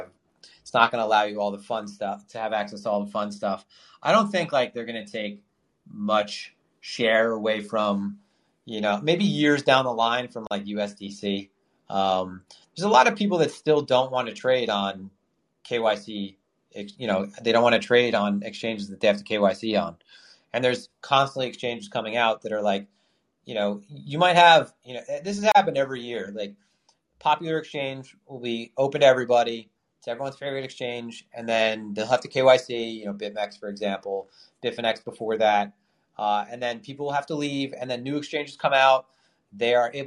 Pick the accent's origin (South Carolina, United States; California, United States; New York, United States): New York, United States; I'm from New York